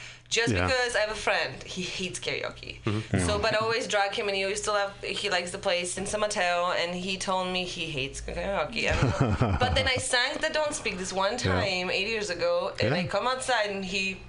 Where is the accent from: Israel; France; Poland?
Poland; English is a second language; moved away as an adult; now in United States; I'm from Poland.